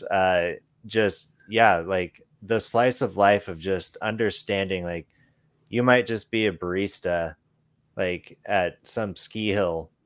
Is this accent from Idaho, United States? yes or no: yes; Boise, Idaho, United States; moved away; I'm originally from the Boise, Idaho area